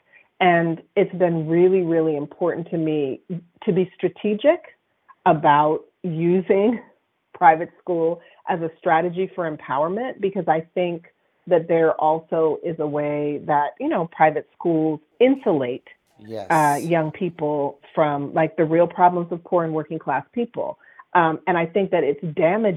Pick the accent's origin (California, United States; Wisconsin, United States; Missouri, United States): California, United States; Berkeley; I'm from the North Berkeley Flatlands